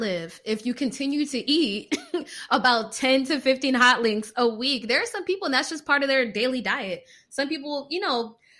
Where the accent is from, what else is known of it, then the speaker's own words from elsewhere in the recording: Florida, United States; I'm a Floridian.